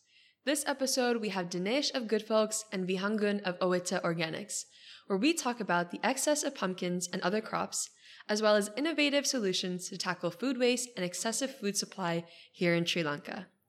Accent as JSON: {"language": "English", "country": "United States", "tie": "born or raised there", "said": "I grew up in the United States, and Halloween is a huge holiday"}